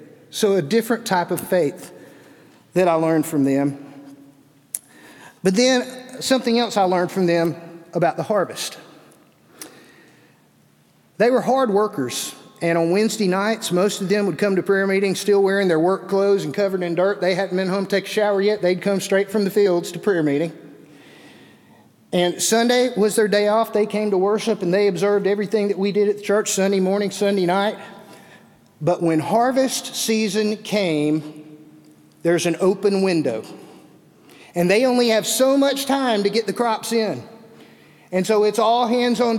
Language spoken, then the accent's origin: English; Birmingham, Alabama, United States; moved away; also born or lived in Vienna, Georgia; being a city boy, growing up in Birmingham